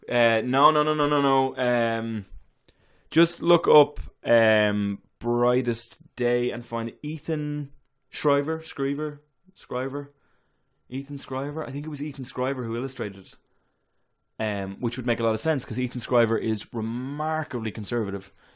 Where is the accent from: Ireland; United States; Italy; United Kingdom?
Ireland; moved away; I am so Irish